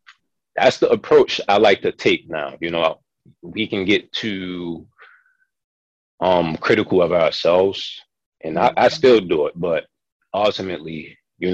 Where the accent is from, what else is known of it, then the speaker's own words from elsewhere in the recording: Baltimore, Maryland, United States; I'm from Baltimore City, born and raised